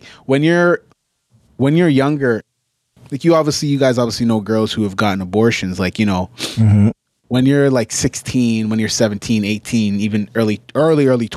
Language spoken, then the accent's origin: English; Brampton, Ontario, Canada; also born or lived in Mississauga; I went to elementary school in Mississauga, okay? And then I went to elementary school in Brampton. And I went to high school